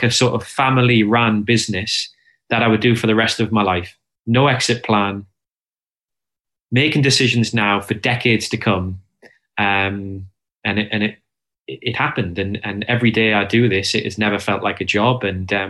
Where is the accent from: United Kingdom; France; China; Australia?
United Kingdom; Hexham, North East England; moved away as an adult; also born or lived in London; We were born and raised in Hexham for the first 18 years of our life